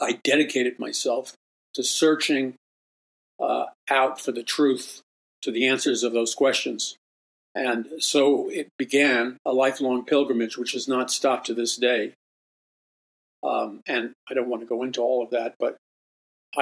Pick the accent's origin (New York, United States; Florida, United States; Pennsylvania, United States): New York, United States; New York City; growing up in Jackson Heights, Queens